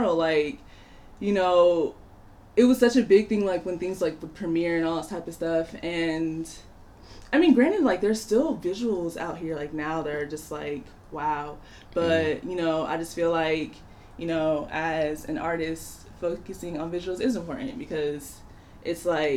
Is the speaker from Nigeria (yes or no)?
yes; Nigeria; moved away; it also just, like, inspires me to go back home